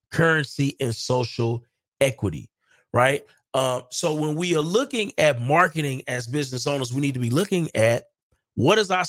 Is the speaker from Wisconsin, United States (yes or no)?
yes; Milwaukee, Wisconsin, United States; now in Dallas, United States; We are just from Milwaukee and here in Dallas.